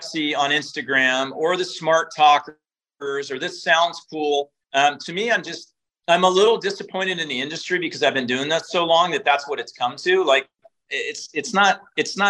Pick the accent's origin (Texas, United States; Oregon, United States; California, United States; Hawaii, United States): Oregon, United States; Eugene; I was born and raised in Eugene, Oregon, so Tracktown, USA.